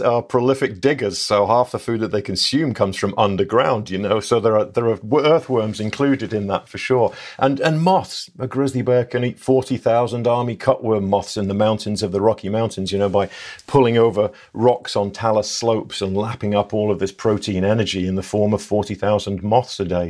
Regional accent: England, United Kingdom; moved away; I'm English

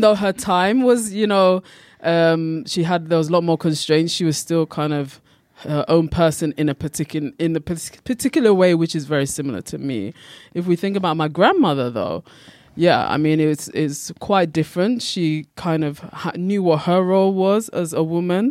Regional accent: United Kingdom; also born or lived in Ghana; I'm from Britain and Ghana.

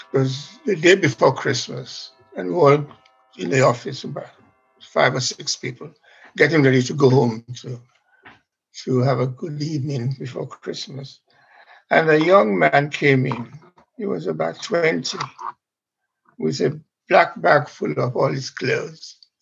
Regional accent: Sierra Leone; now in London, United Kingdom; I am from Sierra Leone and I went back to do a job there in the broadcasting

